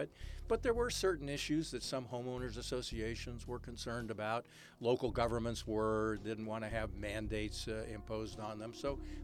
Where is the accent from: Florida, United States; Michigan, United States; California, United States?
California, United States; San Francisco; I was born in San Francisco.